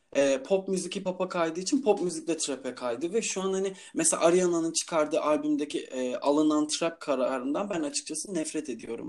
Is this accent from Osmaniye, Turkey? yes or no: no; Istanbul, Turkey; also born or lived in İzmir